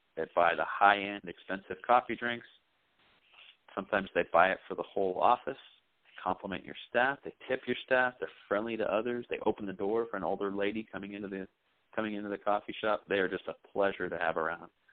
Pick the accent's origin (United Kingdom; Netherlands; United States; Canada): United Kingdom; England; I was raised in England